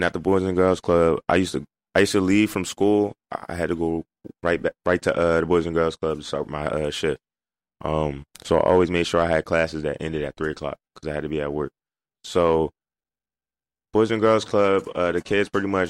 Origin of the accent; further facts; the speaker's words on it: Camden, New Jersey, United States; where I'm from